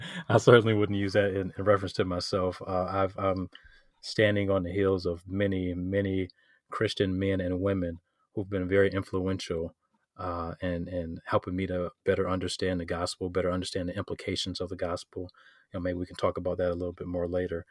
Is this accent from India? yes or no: no; Detroit, Michigan, United States; I'm from Detroit, Michigan. Um, I'm s, I'm still here, uh, grew up here.